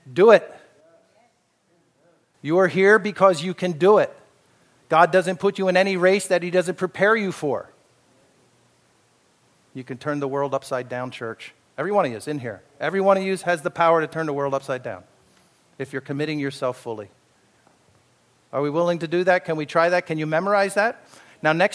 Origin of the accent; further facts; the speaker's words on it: Pennsylvania Dutch country, United States; I was raised in the Pennsylvania Dutch, a lot of auctions going on there